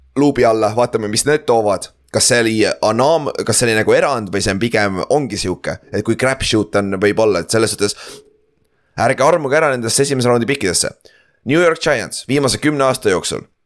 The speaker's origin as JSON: {"language": "Estonian", "country": "Estonia", "said": "me oleme eestlased"}